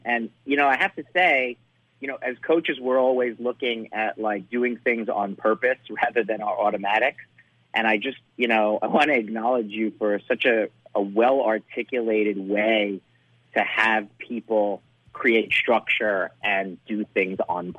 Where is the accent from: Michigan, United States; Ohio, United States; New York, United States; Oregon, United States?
New York, United States; as a New Yorker